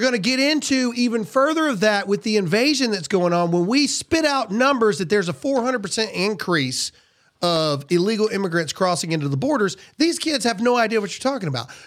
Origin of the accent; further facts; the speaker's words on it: the American South, United States; I'm a Southerner